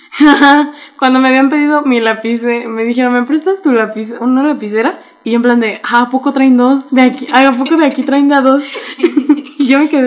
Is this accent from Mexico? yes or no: yes; Mexico; como buenos mexicanos tenemos un chingo de regionalismos